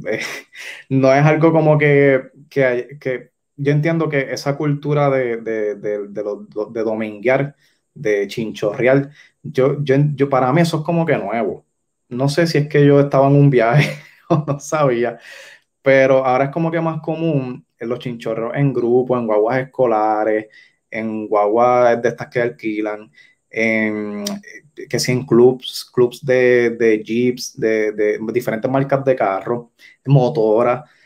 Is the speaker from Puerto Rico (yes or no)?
yes; Yauco, Puerto Rico; yo soy de Yauco, pues yo conozco más el oeste